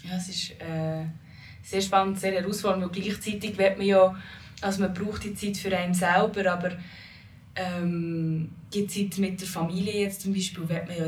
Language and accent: German; Switzerland; meinem Land, wo meine Wurzeln sind, sozusagen, zu Holland. Also ich habe dort mal sechs Monate gelebt, aber bin ich hier in der Schweiz aufgewachsen.